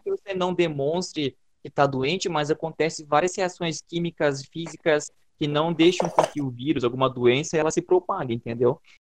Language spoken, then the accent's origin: Portuguese; Brazil; nós brasileiros